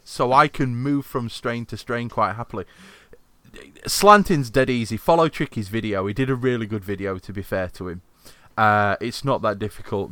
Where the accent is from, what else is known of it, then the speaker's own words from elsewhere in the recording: Yorkshire and the Humber, United Kingdom; I'm from Yorkshire